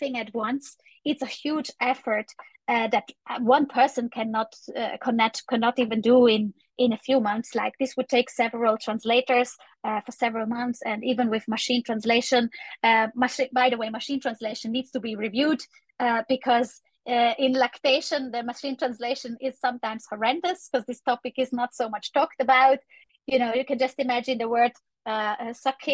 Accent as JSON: {"language": "English", "country": "Italy", "said": "I'm from Italy"}